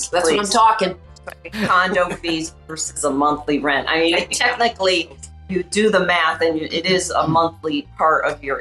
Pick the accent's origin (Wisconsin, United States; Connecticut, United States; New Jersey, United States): Connecticut, United States; We came from Connecticut in like you could call it a one bedroom